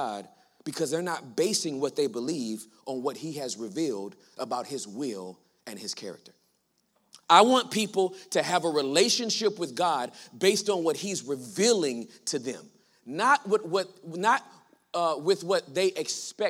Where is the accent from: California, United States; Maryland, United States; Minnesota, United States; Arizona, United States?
California, United States; Los Angeles; I was born and raised in Los Angeles, California